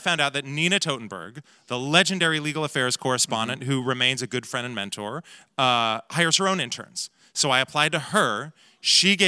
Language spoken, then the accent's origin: English; Portland, Oregon, United States; moved away; those skills of walking between worlds are something that I picked up in Portland